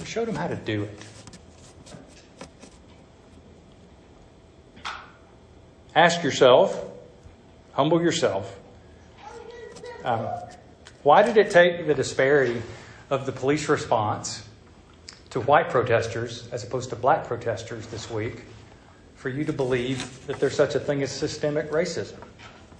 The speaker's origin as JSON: {"language": "English", "region": "the South", "country": "United States", "accent": "southern", "said": "my southern accent"}